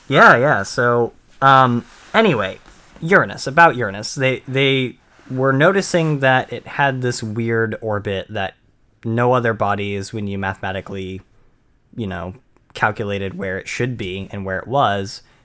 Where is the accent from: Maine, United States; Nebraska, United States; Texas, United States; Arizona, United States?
Maine, United States; I'm born and raised in Maine and never gone any s-, south, any further south